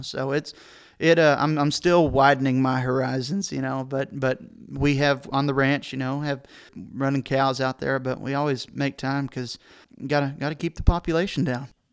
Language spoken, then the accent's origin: English; San Angelo, Texas, United States; I'm a San Angelo, Texas kid. I was born and raised